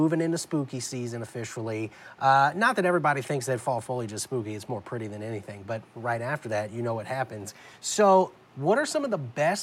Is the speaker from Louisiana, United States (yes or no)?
yes; South Louisiana, United States; moved away as an adult; I grew up in South Louisiana